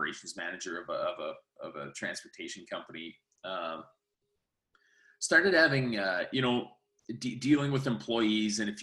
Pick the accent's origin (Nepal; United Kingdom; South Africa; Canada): Canada; Saskatchewan; where I come from